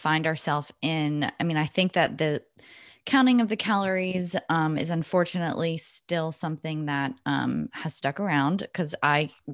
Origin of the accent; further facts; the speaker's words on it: the South, United States; I'm from the South